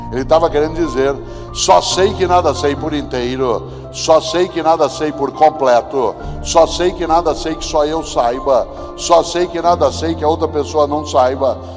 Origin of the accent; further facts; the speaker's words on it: Londrina, Paraná, Brazil; born there; now in São Paulo, Brazil; Eu nasci em Londrina, como disse, me mudei para São Paulo com a família há 52 anos.